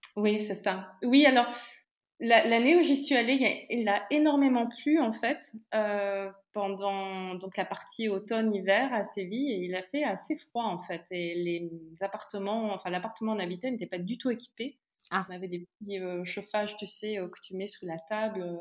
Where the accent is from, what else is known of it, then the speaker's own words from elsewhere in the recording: Montargis, Centre-Val de Loire, France; moved away as an adult; also born or lived in Nigeria; now in Brussels, Belgium; je viens alors à Milly, Montargis, c'est près d'Orléans. voilà, la région centre.